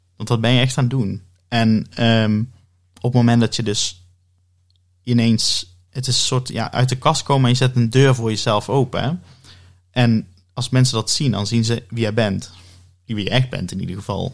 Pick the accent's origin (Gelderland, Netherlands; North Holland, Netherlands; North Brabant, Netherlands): North Brabant, Netherlands; Oss; ik ben eh, geboren en getogen in Os